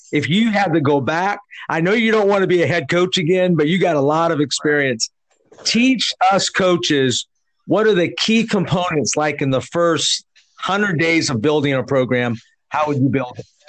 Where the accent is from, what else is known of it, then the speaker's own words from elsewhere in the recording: San Jose, California, United States; I'm actually from San Jose.